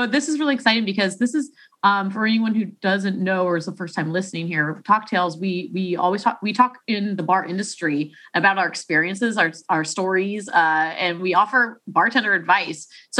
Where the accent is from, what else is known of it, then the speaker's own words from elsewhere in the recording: Chicago, Illinois, United States; accent: Chicago; That's my Chicago accent.